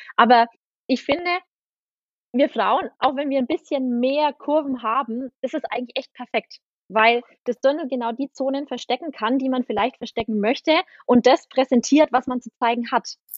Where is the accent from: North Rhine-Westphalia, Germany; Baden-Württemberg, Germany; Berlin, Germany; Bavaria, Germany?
Bavaria, Germany; Aurach; Ich komme aus Aurach, das ist in der Nähe von Ansbach